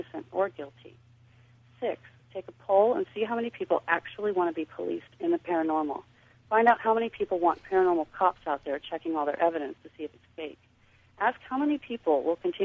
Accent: Missouri, United States; I'm from the Show Me State

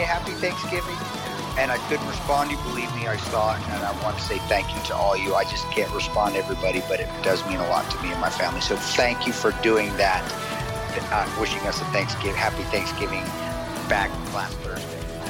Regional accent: Nebraska, United States; I'm the redneck from Nebraska.

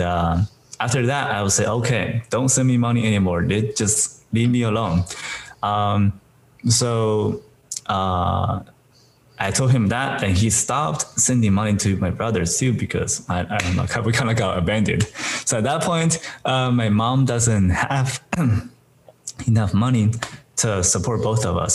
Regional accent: China; moved away; I'm originally came from China

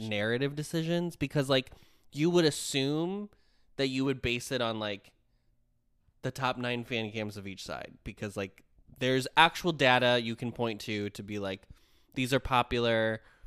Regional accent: United States

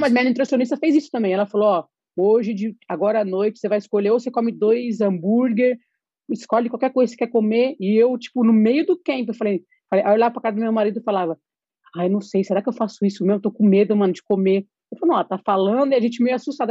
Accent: São Paulo, Brazil; moved away; eu sempre fui muito paulista

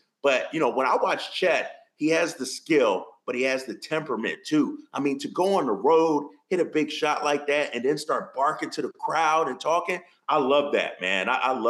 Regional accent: Philadelphia, Pennsylvania, United States; you know I'm a Philly guy. I'm from Philly.

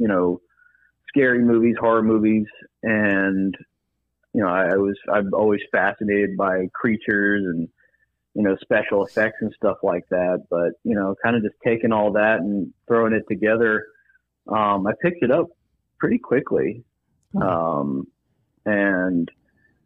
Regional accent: Huntsville, Alabama, United States; now in Birmingham, United States; I'm from Huntsville, Alabama

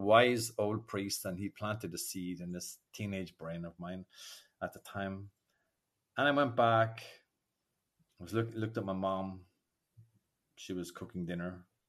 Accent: Ireland; accent: Irish brogue; moved away as an adult; now in France; I grew up in Ireland in, an era where nobody spoke about their feelings

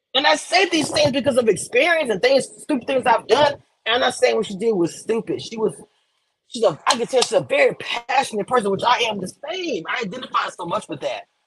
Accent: Louisiana, United States; I'm from Louisiana

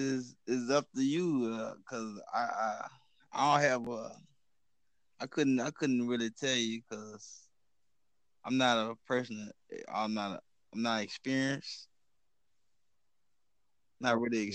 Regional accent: Baton Rouge, Louisiana, United States; I'm from North America in a town called Louisiana in a city called Baton Rouge.

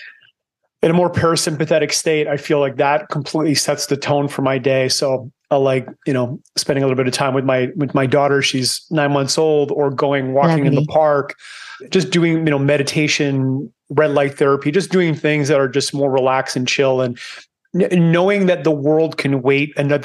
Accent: Canada; moved away as an adult; now in Panama; I'm Canadian, but I escaped 19 years ago. I live in Panama now because I don't like cold

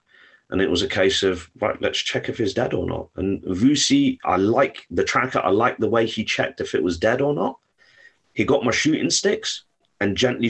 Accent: India; A, because I'm Indian, and B, I work like a torpedo.

